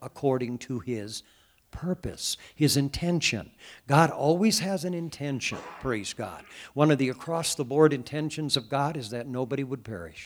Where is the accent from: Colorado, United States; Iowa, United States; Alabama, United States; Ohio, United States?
Iowa, United States; Cascade; I was a young boy growing up in the Catholic Church back in Cascade, Iowa